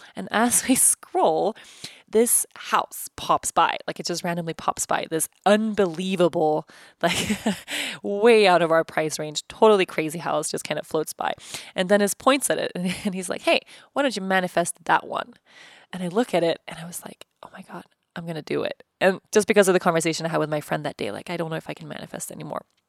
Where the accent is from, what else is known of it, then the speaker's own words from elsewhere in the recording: Stockholm, Stockholm County, Sweden; moved away as an adult; also born or lived in Uppsala / Costa Rica; I moved from Uppsala to Stockholm